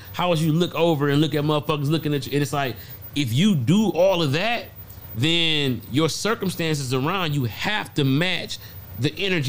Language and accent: English; Detroit, Michigan, United States; I'm from Detroit, bro.